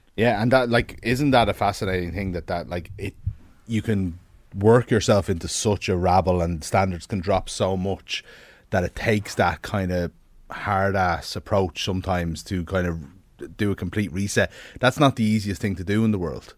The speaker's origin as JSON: {"language": "English", "country": "Ireland", "said": "we're Irish people"}